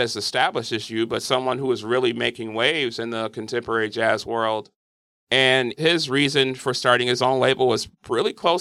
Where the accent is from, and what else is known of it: Milwaukee, Wisconsin, United States; born or raised there